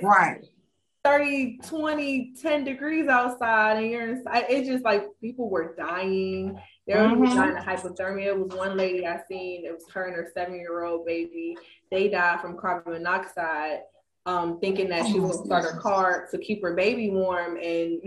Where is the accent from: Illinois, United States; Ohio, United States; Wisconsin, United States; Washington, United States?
Ohio, United States; moved away as an adult; now in Dallas, United States; I'm from Ohio, where we have salt trucks